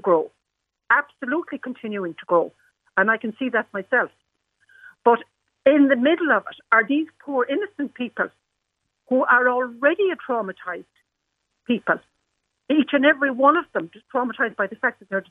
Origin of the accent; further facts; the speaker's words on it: Ireland; also born or lived in Inch, County Clare; I'm an Irish person